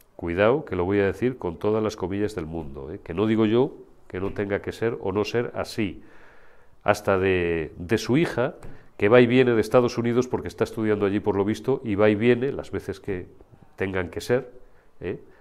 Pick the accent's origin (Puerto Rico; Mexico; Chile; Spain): Spain; Zamora, Castile and León; las hemos visto en mi tierra, en Zamora